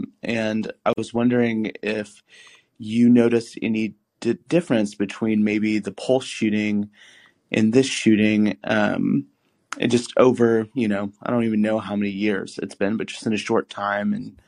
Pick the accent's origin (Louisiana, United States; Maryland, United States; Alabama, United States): Alabama, United States; now in Central Valley, California, United States; I'm originally from Alabama, so all the meat and dressing and all that, but I'm in the Central Valley in California.